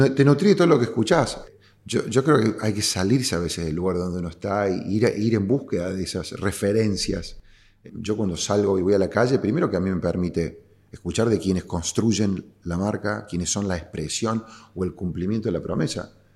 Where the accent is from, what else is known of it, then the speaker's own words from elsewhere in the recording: Córdoba, Argentina; yo siendo cordobés